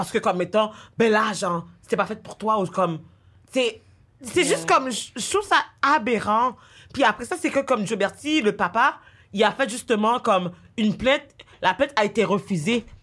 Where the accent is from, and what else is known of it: Quebec, Canada